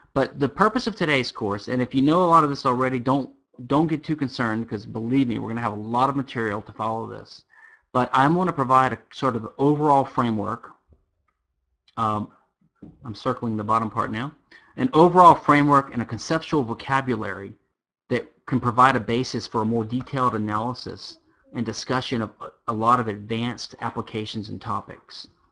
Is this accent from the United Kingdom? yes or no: no; Louisiana, United States; now in Houston, United States; I am from Louisiana, which is uh, uh the sole civil law state in America